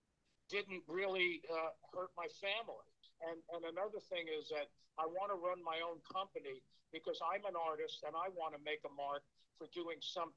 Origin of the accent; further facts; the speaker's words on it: New York, United States; But because I was from New York and I went to the High School of Performing Arts, I told Mike, I'm not getting on my back.